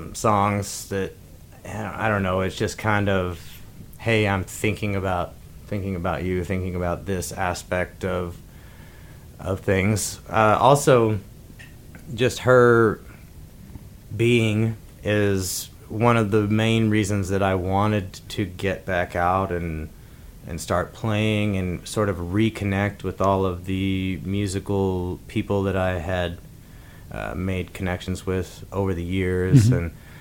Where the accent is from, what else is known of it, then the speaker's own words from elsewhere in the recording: Wheaton, Missouri, United States; It's a little rural town, about 700 people in the southwest corner of Missouri.